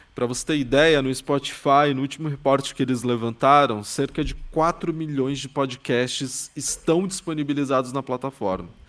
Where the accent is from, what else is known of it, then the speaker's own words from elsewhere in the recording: São Paulo, Brazil; eu sou de São Paulo, que é tipo a maior cidade da América Latina